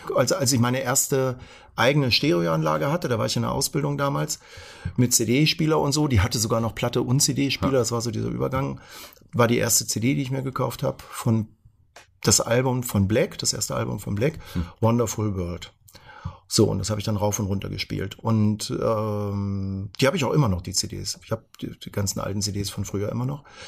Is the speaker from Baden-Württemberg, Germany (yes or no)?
no; Hanover, Lower Saxony, Germany; bin ja Hannoveraner und da gab's FFN, Funk für Niedersachsen